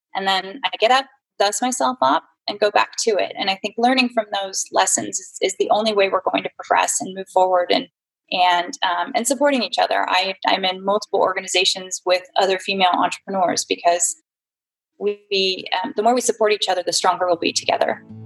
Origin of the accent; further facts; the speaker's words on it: San Jose, California, United States; I'm a native Californian, very rare, actually, born and raised in San Jose.